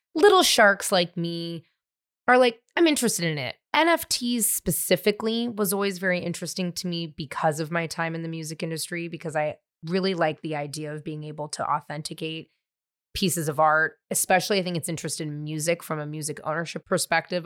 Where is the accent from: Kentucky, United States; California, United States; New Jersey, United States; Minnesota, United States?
California, United States; I grew up in California